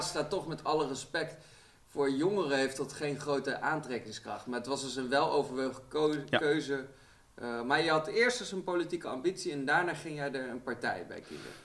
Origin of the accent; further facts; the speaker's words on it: Arnhem, Gelderland, Netherlands; Ik kom zelf uit Arnhem Zuid